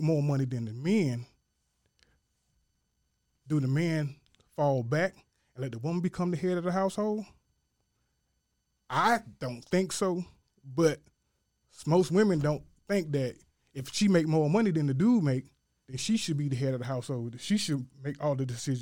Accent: Hopkins, South Carolina, United States; I'm from Hopkins, South Carolina, born and raised, country to the bone gristle.

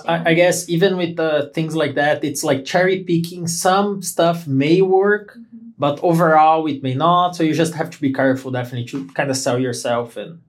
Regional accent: Brazil; English is a second language; moved away as an adult; now in United States; Brazilians, they tend to say, oh, this is great. This is very nice. But they're actually thinking it's not, but they don't want to hurt your feelings. You know, they they they do that a lot. We do that a lot.

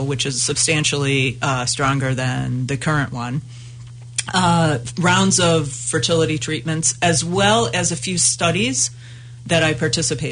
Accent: United States; as an American woman

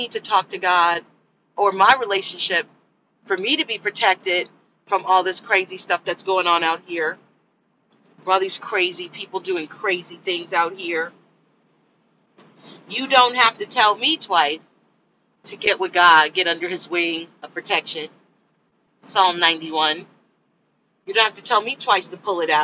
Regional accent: United States; I'm American. I'm an American angel. That's where I was born. Here.

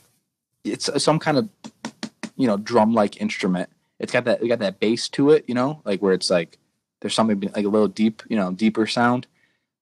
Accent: closer to Buffalo, Western New York, United States; now in the South, United States; I was born and raised in New York

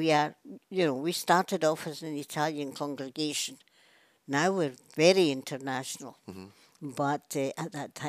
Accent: Glasgow, Scotland, United Kingdom; moved away as an adult; also born or lived in Eritrea; I was born over in Garrow Hill, which was a new scheme at the time and supposed to be quite posh

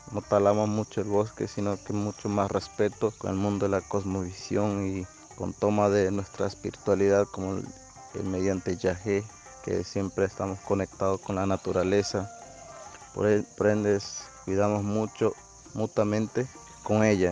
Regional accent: Ecuadorian Amazon, Ecuador; soy de la nacionalidad Ciecobain del Ecuador

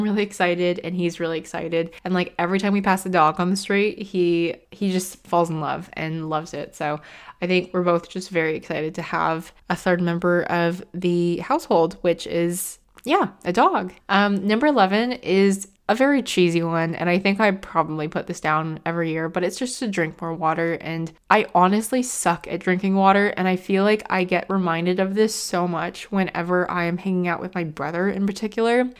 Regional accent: United States; now in United Kingdom; being an American coming from the States

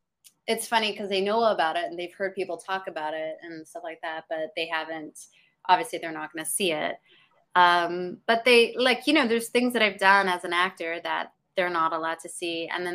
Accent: Canada; also born or lived in England; now in Los Angeles, United States; No, I was born in England and I grew up all over Canada, and I ended up moving here probably about 10 years ago, but my husband and I still go back and forth between Canada and LA.

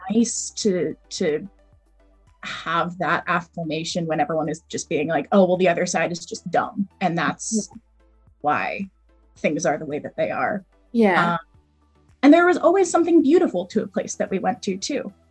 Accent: East Coast, Northeast, United States; I grew up in the East Coast, sort of northeastern small suburb.

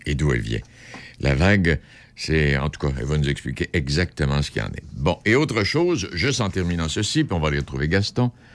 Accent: Rimouski, Quebec, Canada; chez nous à Rimouski

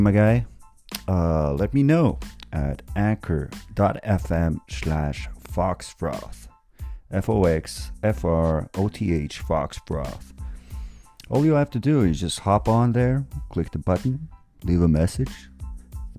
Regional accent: Norway; I'm from Norway

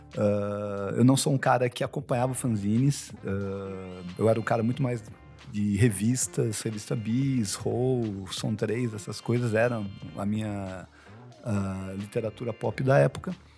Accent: Taubaté, São Paulo, Brazil; moved away as an adult; now in São Paulo, Brazil; eu nasci em São Paulo, mas fui para Taubaté com 5 anos e fiquei, fiz faculdade lá e fui voltar para São Paulo com 30

